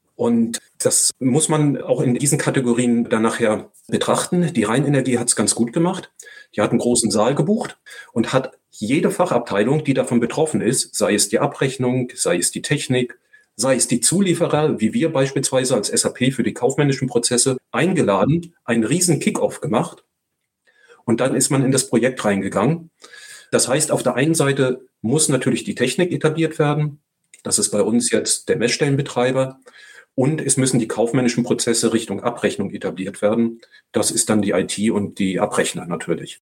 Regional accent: Northern Germany, Germany; now in Walldorf, Germany; Sagt man hier unten normalerweise nicht, aber ich bin Norddeutscher

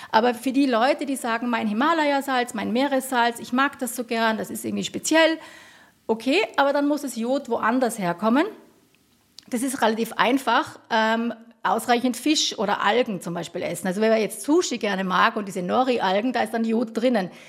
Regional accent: Tyrol, Austria; hatten die Öster, gerade die Bergbauerinnen bei uns in Tirol immer so einen Kropf.

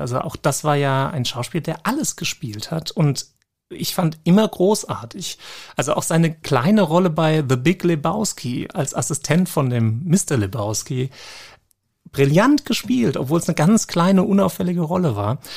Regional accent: Germany; als Deutscher

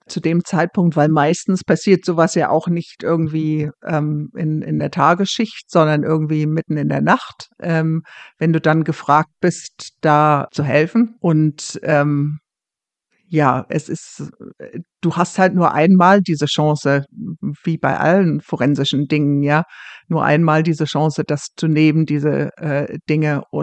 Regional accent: Germany; now in Scotland, United Kingdom; dass ich als Deutsche ähm, dazu gerufen wurde

